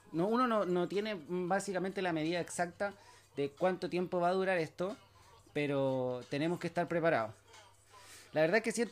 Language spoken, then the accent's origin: Spanish; Chile; soy de Chile